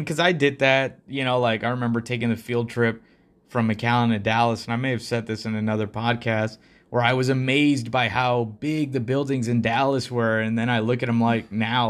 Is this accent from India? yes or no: yes; India; English is a second language; I'm from India, and back then I still hadn't traveled to Europe.